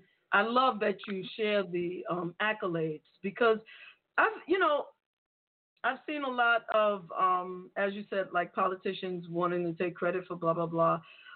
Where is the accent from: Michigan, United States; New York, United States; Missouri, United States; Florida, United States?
New York, United States; New York City; now in Franklin Township, United States; I'm from New York City.